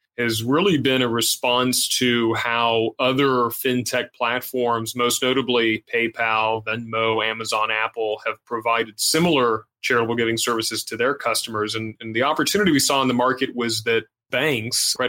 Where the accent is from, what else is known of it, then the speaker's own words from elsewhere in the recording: Puerto Rico; Growing up in Puerto Rico